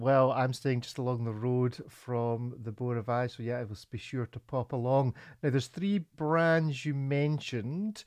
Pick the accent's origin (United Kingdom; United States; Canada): United Kingdom; Scotland; I'm a Scotsman